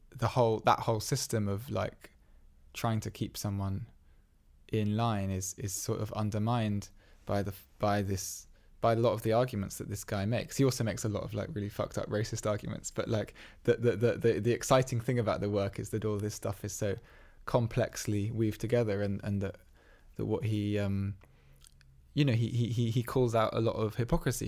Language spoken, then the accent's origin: English; England, United Kingdom; twenty-three years of being around English people